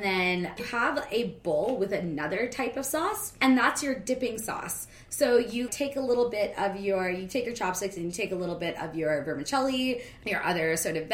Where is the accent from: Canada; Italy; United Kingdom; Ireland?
Canada; Edmonton, Alberta; a West End girl myself